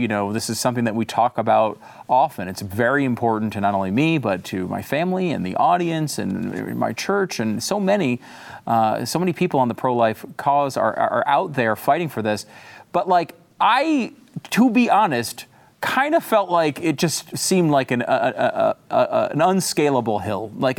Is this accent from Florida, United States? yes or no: no; Connecticut, United States; also born or lived in New York; Yeah, I was born in New York and I grew up in Connecticut.